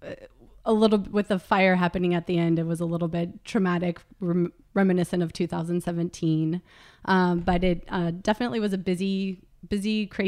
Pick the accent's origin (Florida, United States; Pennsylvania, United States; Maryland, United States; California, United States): California, United States; I was born in California, and I've lived in California my whole life